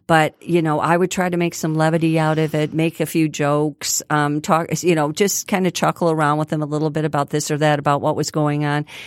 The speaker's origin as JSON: {"language": "English", "town": "Grosse Pointe", "region": "Michigan", "country": "United States", "tie": "born or raised there", "said": "I grew up in Grosse Pointe"}